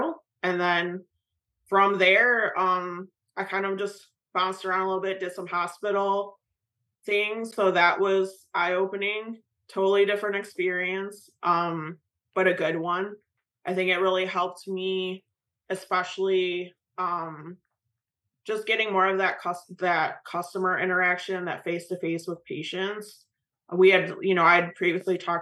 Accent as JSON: {"language": "English", "region": "Michigan", "country": "United States", "moved": "as an adult", "lives_now": "North Carolina, United States", "said": "I'm originally from Michigan. Now I'm in North Carolina to be at ACHC"}